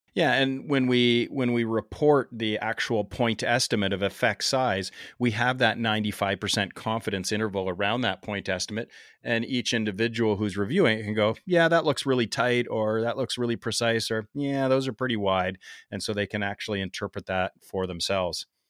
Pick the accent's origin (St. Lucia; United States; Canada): Canada; accent: Canadian